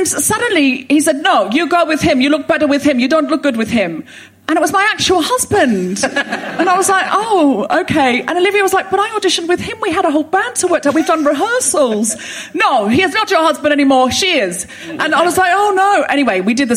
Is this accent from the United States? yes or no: no; Australia; moved away as an adult; also born or lived in Sydney; now in London, United Kingdom; I was born in Australia, raised in Australia